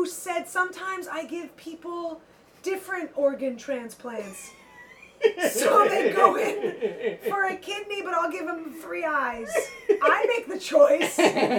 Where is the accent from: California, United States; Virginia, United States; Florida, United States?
California, United States; San Francisco; I grew up in San Francisco.